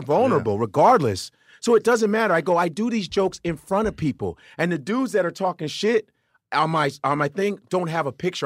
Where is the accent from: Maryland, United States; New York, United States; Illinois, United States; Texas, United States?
Illinois, United States; Chicago; moved away; also born or lived in Los Angeles; I am North Side. I grew up around Wrigley Field.